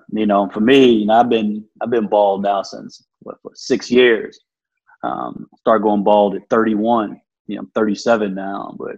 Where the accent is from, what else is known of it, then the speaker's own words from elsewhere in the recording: Midland, Texas, United States; moved away; also born or lived in Chicago / Detroit / Buffalo; I grew up in Midland, Texas. Grew up, born, raised Midland, Texas. I had a chance to kind of move all over the place a little bit, live in places, Chicago, Detroit, Buffalo.